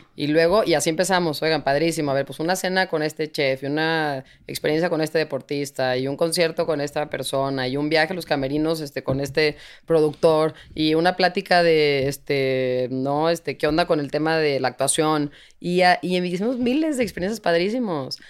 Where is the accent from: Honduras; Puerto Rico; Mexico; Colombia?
Mexico; somos increíbles los mexicanos